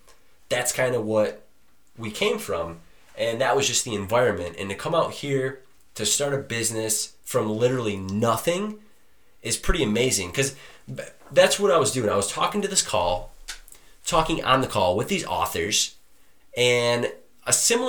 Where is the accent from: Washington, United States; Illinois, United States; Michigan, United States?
Michigan, United States; Detroit; I come from Detroit, Michigan. Love my family.